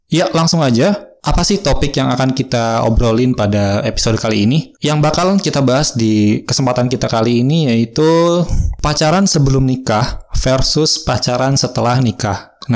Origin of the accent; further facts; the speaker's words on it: Bandung, West Java, Indonesia; now in Pandeglang, Indonesia; saya asli Bandung saya lahir di Bandung, sekolah, SD, SMP, SMA, sampai kuliah di Bandung. Dan sekarang saya terdampar di kota Pandeglang